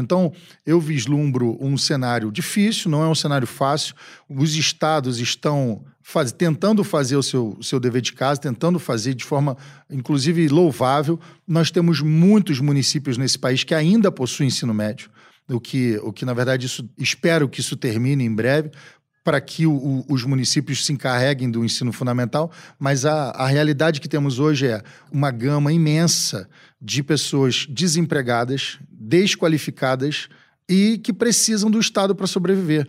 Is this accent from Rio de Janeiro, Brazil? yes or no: yes; Rio de Janeiro, Brazil; Eu sou de um estado do Rio de Janeiro que tem uma vocação para o petróleo. O meu estado tem uma quantidade incomensurável de advogados